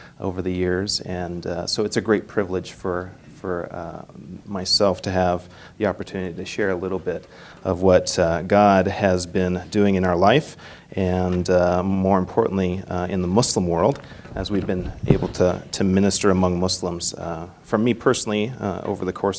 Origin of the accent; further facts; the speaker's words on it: Manhattan, Montana, United States; moved away as an adult; also born or lived in Canada / St. Paul, Minnesota; I'm originally from here. Well, I was born in Canada, but we consider Montana our home. I grew up in Manhattan and graduated from Manhattan High School.